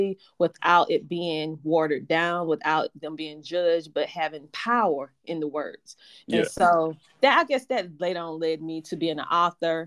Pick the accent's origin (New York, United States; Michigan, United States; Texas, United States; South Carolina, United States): South Carolina, United States; Bennettsville; I'm from a small town in South Carolina called Bennettsville. And so growing up, I was only child